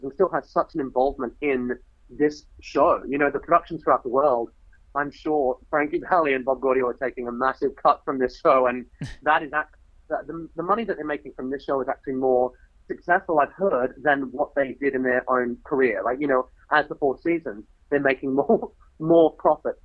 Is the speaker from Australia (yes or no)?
yes; Australia; now in United Kingdom; I'm Australian